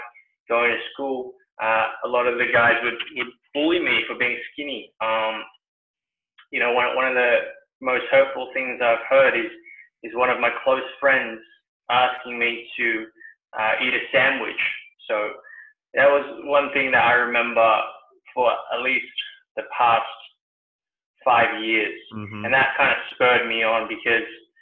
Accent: New Zealand; also born or lived in Sydney, Australia; now in Singapore; I used to live in Sydney not long ago and I was born in New Zealand.

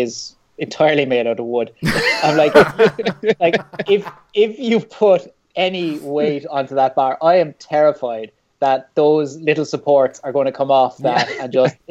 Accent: Ireland; now in Liverpool, United Kingdom; I'm Irish

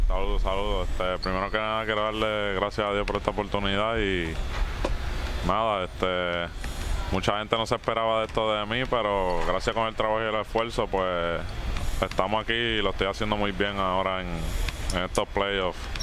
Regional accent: Luquillo, Puerto Rico; also born or lived in Boston, Massachusetts / Carolina / Mayagüez / Miami; Pues yo nací en Boston, Massachusetts, pero me crié en Luquillo

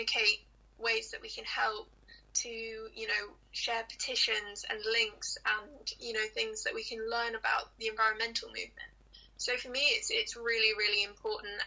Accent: Hong Kong; I grew up in Hong Kong

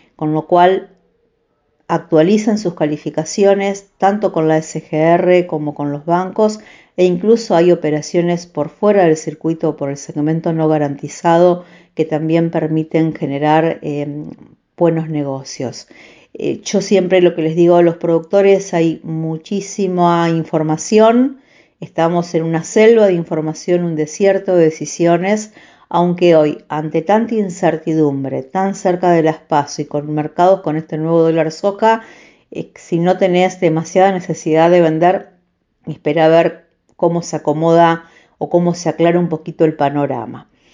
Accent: Vigán, Santa Fe, Argentina; born or raised there

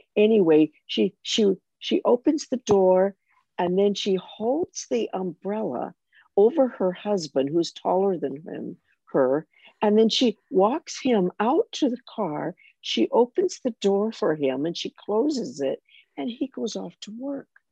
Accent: United States; moved away; as an American

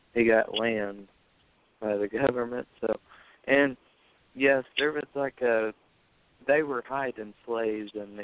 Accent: the South, United States; I'm a Southerner

